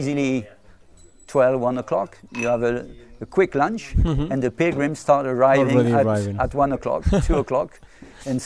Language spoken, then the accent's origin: English; Toulouse, Occitania, France; English is a second language; I am part of an association who is in my town, my hometown, which is Toulouse.